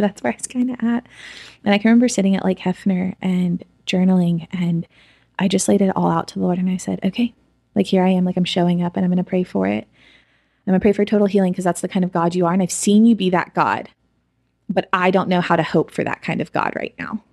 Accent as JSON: {"language": "English", "town": "Edmond", "region": "Oklahoma", "country": "United States", "tie": "born or raised there", "said": "I grew up in Edmond, Oklahoma"}